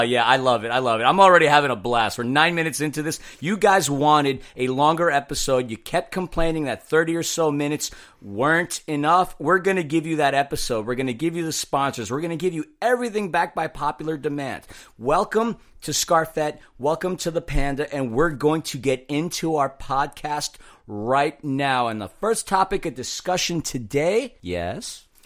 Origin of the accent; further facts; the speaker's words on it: New York, United States; being a New Yorker